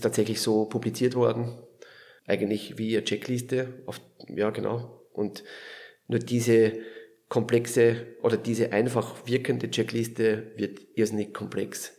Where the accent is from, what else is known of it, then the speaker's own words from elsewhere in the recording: Lower Austria, Austria; moved away as an adult; also born or lived in Vienna / Vorarlberg; now in Switzerland; ich komme aus Niederösterreich, so 40 Kilometer südlich von Wien